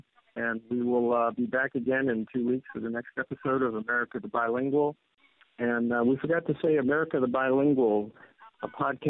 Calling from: Delray Beach, Florida, United States; I'm calling you from the Delray Beach Public Library. We were one of the communities in Florida hit by Irma, and we are recovering, but not very quickly.

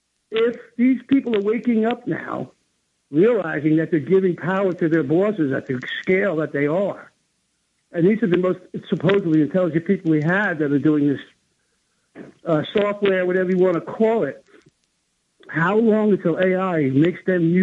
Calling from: New Jersey, United States; Hi, this is … from New Jersey. How are you?

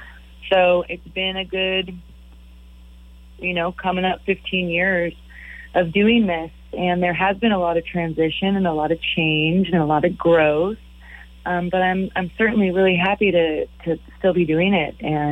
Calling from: Nashville, Tennessee, United States; I am in Nashville, at home.

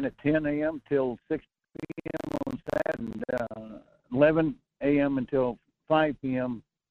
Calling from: North Pole, Alaska, United States; North Pole, Fairbanks area.

